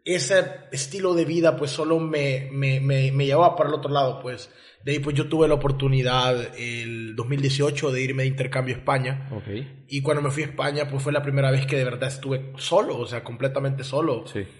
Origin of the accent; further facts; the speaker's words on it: El Salvador; now in Mérida, Mexico; yo crecí en El Salvador con ese tipo de sociedad